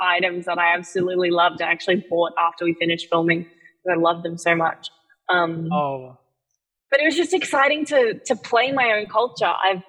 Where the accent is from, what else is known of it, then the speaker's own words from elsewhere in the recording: Philippines; I have, obviously, being Filipino, you have a ton of cousins and relatives.